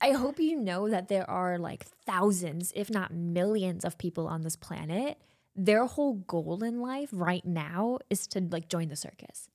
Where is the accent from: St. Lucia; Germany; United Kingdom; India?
Germany; now in Los Angeles, United States; you know I'm from Germany, right? Yes. Born and raised